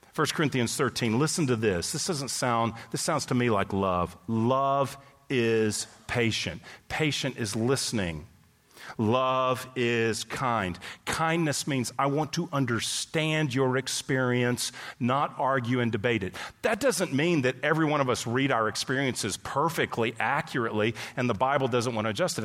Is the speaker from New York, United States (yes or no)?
no; Texas, United States; moved away as an adult; also born or lived in California; I grew up in Texas. Went to California for two decades